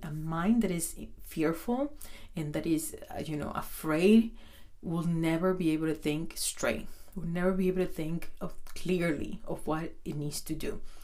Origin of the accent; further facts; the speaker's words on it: Dominican Republic; I'm from Dominican Republic